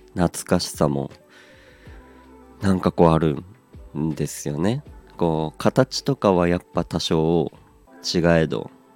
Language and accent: Japanese; Aomori, Japan; moved away; also born or lived in Hachinohe; 僕の出身地でもあります、えー、青森